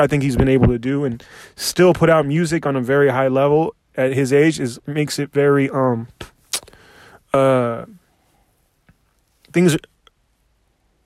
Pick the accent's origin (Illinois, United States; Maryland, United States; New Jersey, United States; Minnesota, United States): Maryland, United States; Silver Spring; moved away as an adult; now in Los Angeles, United States; I'm from Silver Spring, blah, blah, blah, D.C.